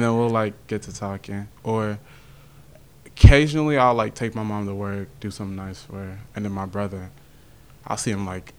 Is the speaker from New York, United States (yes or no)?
no; Pleasant View, Tennessee, United States; also born or lived in Wilmington, Delaware; I grew up from the time I was born to like 8 years old in Delaware, more specifically like Newcastle, Wilmington area. And then after that, we moved down to like Pleasant View in like 08. And I've been in Springfield and Pleasant View ever since.